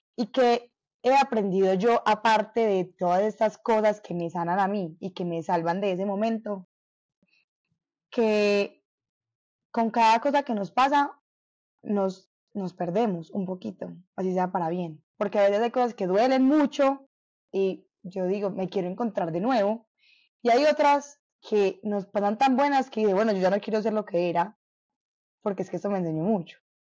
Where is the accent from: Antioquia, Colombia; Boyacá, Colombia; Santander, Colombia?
Antioquia, Colombia; Medellín; yo sí nací y crecí y todavía vivo en Medellín